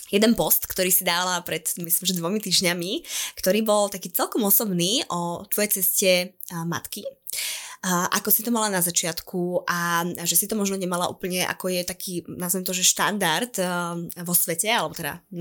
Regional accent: eastern Slovakia, Slovakia; ako sa hovorí u nás na východe

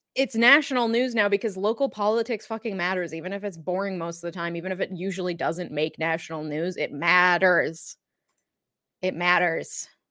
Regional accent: Minnesota, United States; I am a Minnesotan through and through

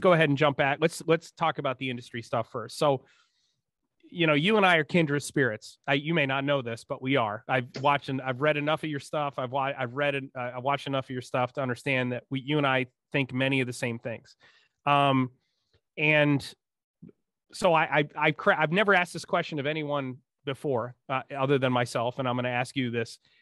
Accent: Northeast, United States; I grew up in the Northeast in the nineteen eighties

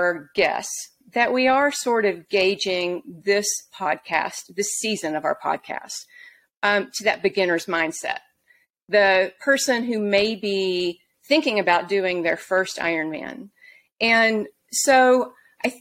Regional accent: Auburn, Alabama, United States; now in Salt Lake City, United States; I grew up in Auburn, Alabama

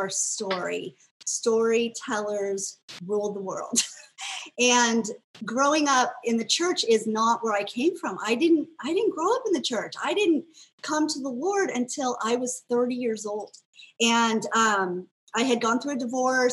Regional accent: United States; I grew up in America

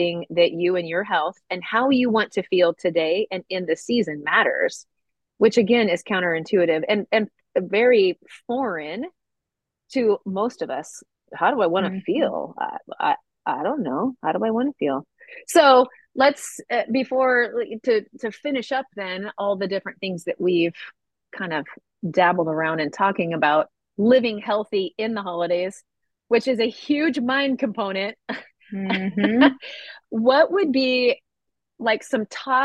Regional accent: Midwest, United States; I grew up in the Midwest

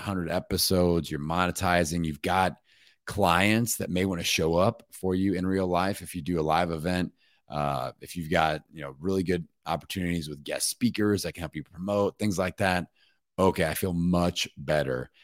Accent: Bloomington, Indiana, United States; my hometown in Bloomington, Indiana

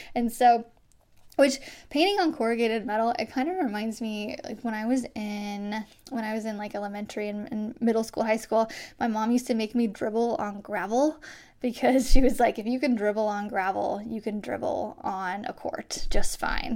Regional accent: Iowa, United States; born or raised there

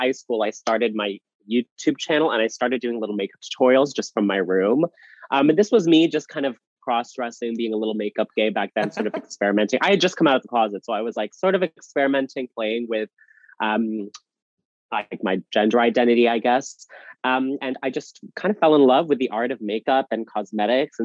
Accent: Canada; Here in my hometown, we have a bar

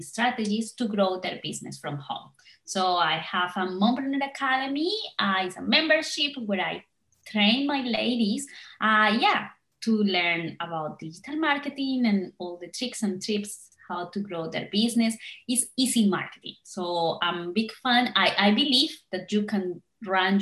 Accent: Colombia; also born or lived in Perth, Australia; now in Ireland; I'm originally from Colombia

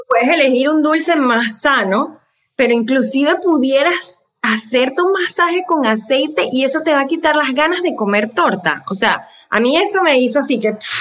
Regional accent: Venezuela; moved away as an adult; now in United States; yo soy venezolana, eh, yo soy terapista de lenguaje, trabajé en Venezuela y cuando me mudé a los Estados Unidos, eh, hace 14 años, 15 años

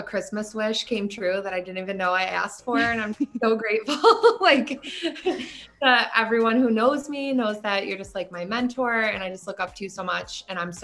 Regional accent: Buffalo, New York, United States; also born or lived in Florida; growing up in Buffalo

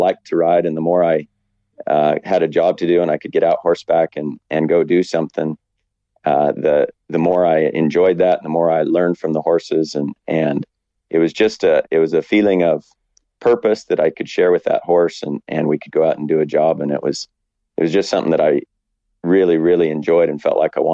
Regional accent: Western Colorado, United States; moved away as an adult; also born or lived in Wyoming; now in New Zealand; I grew up in Colorado, Western Colorado.

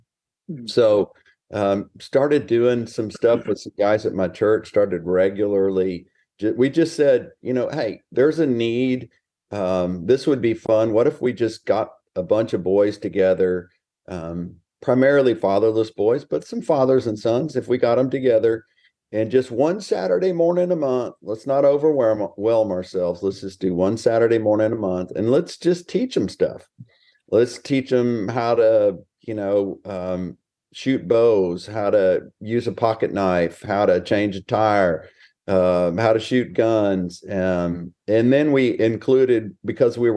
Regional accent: Texas, United States; also born or lived in Houston, Texas / Smithville, Texas; Born and raised in Texas, and just living life large out here in small town America

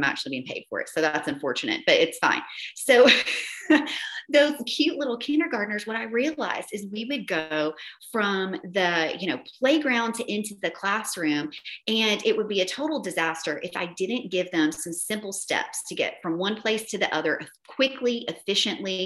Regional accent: Tennessee, United States; accent: Southern; I'm a Southern girl from Tennessee. My accent is horrific sometimes

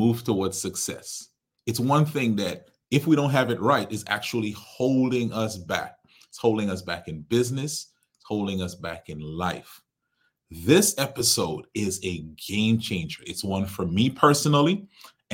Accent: Trinidad & Tobago; I am from Trinidad.

